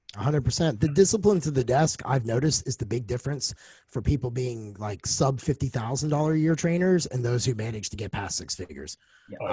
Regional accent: United States; now in Nashville, United States; Landed here in Nashville, which isn't far from my hometown

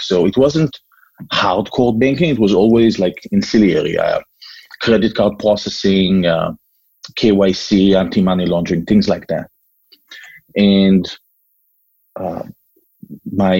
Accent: Israel; moved away as an adult; also born or lived in California; now in Massachusetts, United States; I was born and raised in Israel. I don't know if you can still hear my accent.

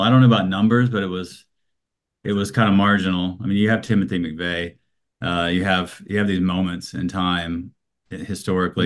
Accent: Alabama, United States; I grew up in Alabama

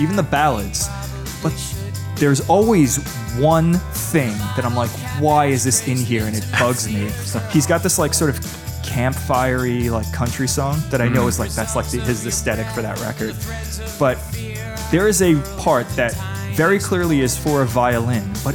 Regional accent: New York City, New York, United States; I grew up in New York City. I grew up in Staten Island and I still live there now

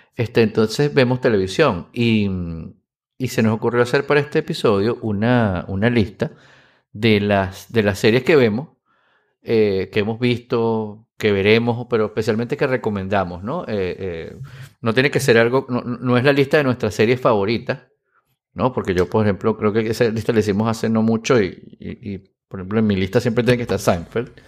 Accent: Venezuela

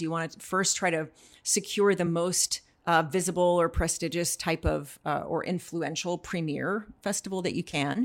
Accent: North Central Texas, United States; moved away; I grew up in North Central Texas and being a teenager there

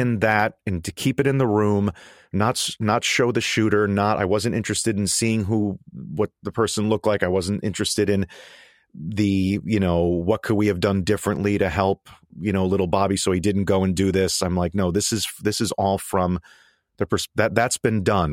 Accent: Connecticut, United States; now in New York City, United States; I grew up in Connecticut and, uh, and only about thirty minutes from, uh, from Newtown

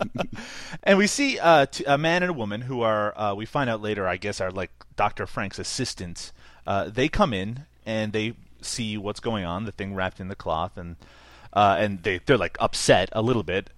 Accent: Canada; I'm Canadian

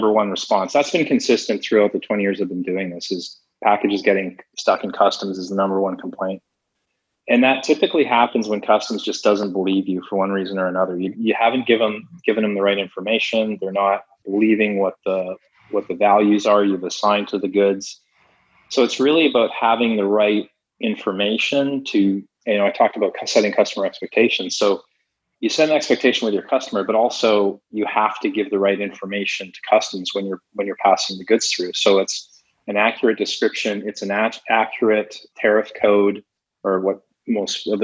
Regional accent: Canada; also born or lived in Toronto; I'm Canadian, I'm based in Toronto.

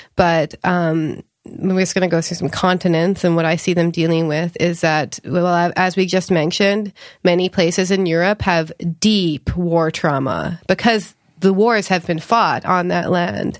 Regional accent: Canada; now in California, United States; I grew up in Canada

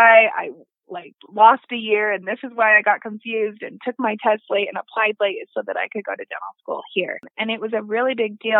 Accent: Utah, United States; being able to stay in Utah, being able to go in my home state where I have residents

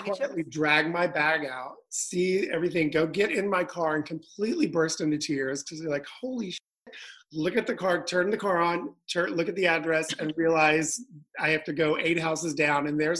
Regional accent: New York, United States; And as a New Yorker, I never get to drive anywhere.

